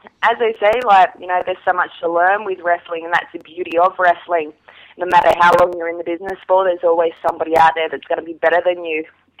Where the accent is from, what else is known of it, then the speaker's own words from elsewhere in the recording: Wollongong, New South Wales, Australia; Yes, I come from Wollongong.